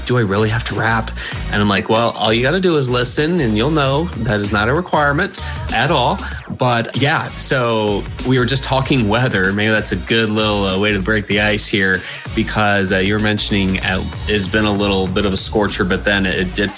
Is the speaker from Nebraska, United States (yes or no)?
no; Houston, Texas, United States; moved away as an adult; also born or lived in Dallas, Texas; I grew up in Houston, Texas